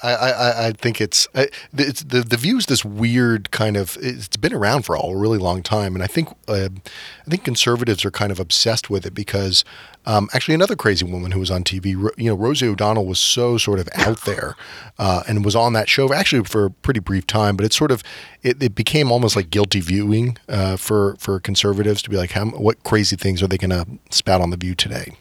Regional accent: Atlanta, Georgia, United States; now in Washington, D.C., United States; I'm from Atlanta

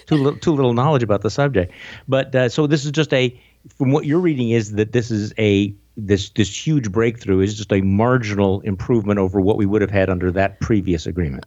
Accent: Wisconsin, United States; moved away; I'm from Wisconsin and, you know, and I'm back home

